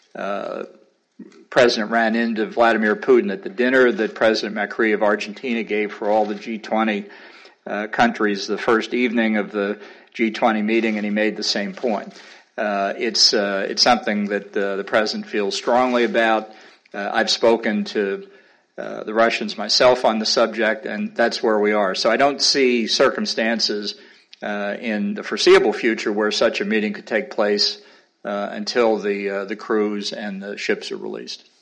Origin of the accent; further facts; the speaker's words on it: United States; being an American